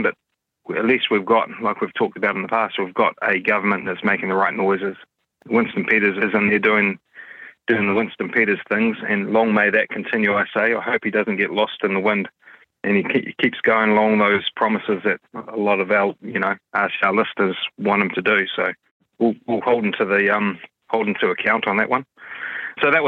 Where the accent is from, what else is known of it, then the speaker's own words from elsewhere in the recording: Auckland, New Zealand; I am from West Auckland